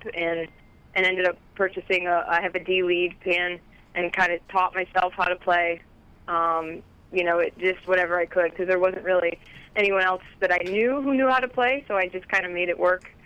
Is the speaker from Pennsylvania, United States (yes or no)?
no; Connecticut, United States; I'm from Connecticut